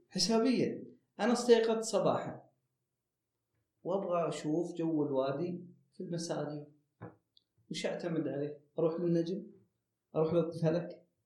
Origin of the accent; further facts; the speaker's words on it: Saudi Arabia; عندنا في السعودية